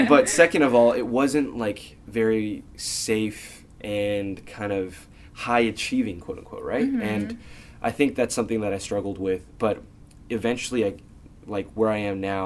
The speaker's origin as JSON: {"language": "English", "area": "Bay Area", "region": "California", "country": "United States", "tie": "born or raised there", "said": "growing up in the Bay Area"}